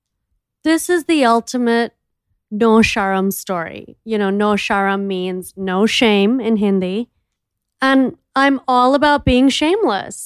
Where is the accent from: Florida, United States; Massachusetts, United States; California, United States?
Florida, United States; Miami; I'm from Miami